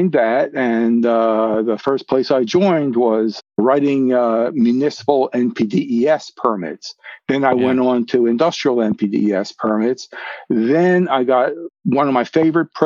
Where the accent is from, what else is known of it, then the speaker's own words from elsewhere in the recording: Philadelphia, Pennsylvania, United States; moved away; also born or lived in Maryland; I'm from Philadelphia. Yeah. I'm a city guy